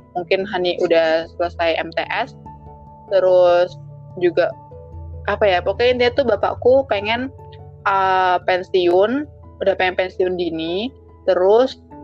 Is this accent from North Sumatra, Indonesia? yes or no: no; Jakarta, Indonesia; moved away; sebagai anak Jakarta dulu